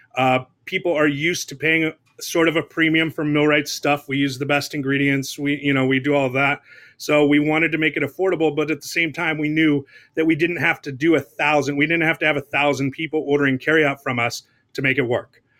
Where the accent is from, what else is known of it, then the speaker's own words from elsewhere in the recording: Southern California, United States; I was born and raised in Southern California